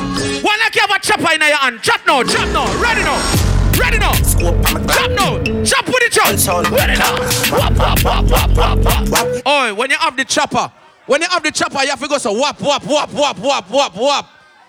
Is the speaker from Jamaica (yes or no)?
yes; Jamaica; We're forward from Jamaica. And you can't go back to Jamaica anytime.